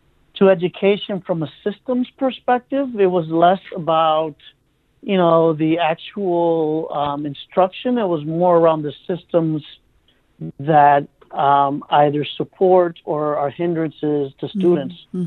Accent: Cleveland, Ohio, United States; I came to Cleveland in the early 80s at the age of five with my mom and brother.

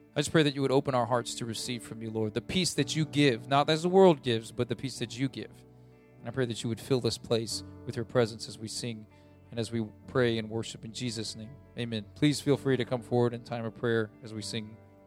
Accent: United States; as American people

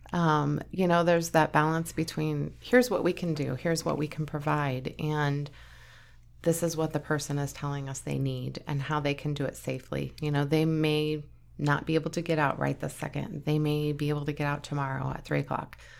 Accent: Onaga, Kansas, United States; moved away as an adult; now in Kearney, United States; I grew up in Onega. It's a really, really small town, like eight hundred people population.

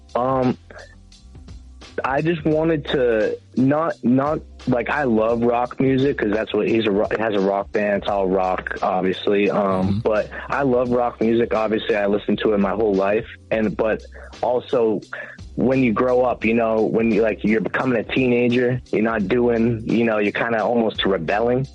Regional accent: South Shore, Massachusetts, United States; I'm from the South Shore

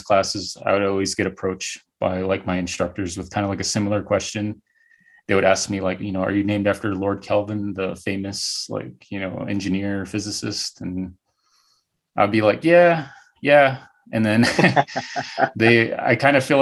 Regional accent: Northern Arizona, United States; I'm from Northern Arizona. I grew up around the Navajo Reservation

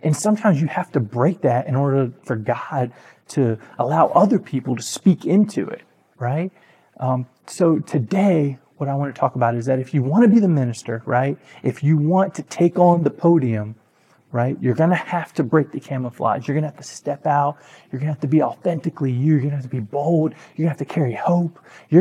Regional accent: Aynor, South Carolina, United States; I grew up in a town called Ainer, South Carolina.

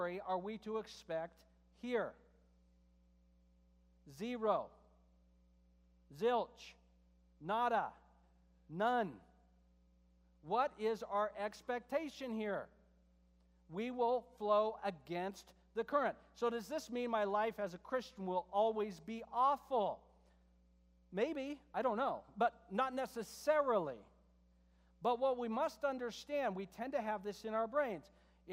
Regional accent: United States; I'm an American

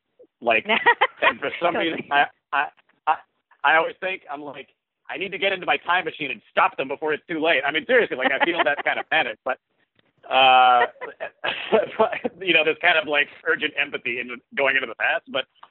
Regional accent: the South, United States; I grew up in the South, and if you grow up in the South, you're basically required by law to be a football fan.

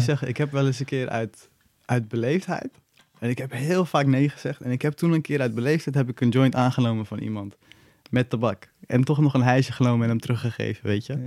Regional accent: Nieuw-Vennep, North Holland, Netherlands; moved away as an adult; now in Amsterdam, Netherlands; ik ben, ik ben in Nieuw-Vennep opgegroeid.

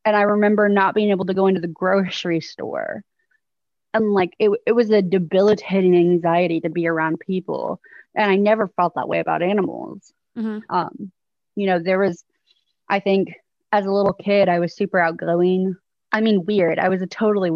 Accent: outside Houston, Texas, United States; also born or lived in Oklahoma; I was born in Oklahoma. And when I was 2, I moved to Texas. So I grew up in Texas. I've lived here pretty much my whole life, just right outside of Houston

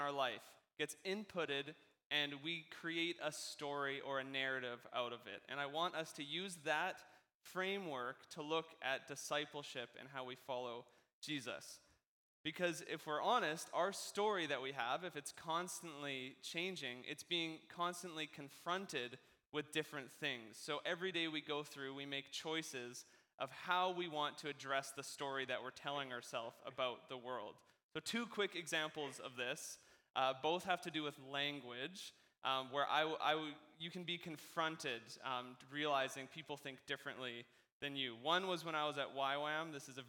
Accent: West Coast, Canada; I don't even think I'm that Canadian. I think I do pretty good at, you know, us West Coast, we're basically American in how we talk

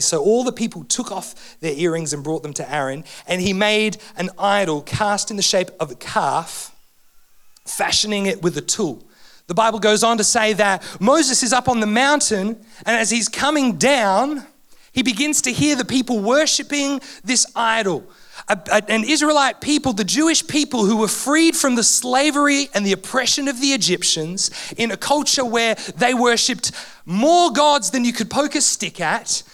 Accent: Canberra, Australian Capital Territory, Australia; I'm from Canberra, love my AFL

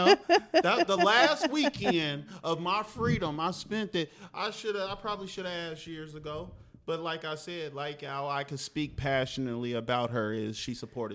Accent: Oakland, California, United States; also born or lived in Del Paso Heights, Sacramento; I was raised in Oakland, but I represent Del Paso Heights. Yeah. So I'm a Northern California dude

